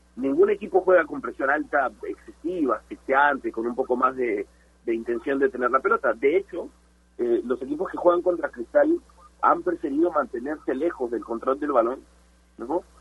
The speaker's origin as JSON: {"language": "Spanish", "country": "Peru"}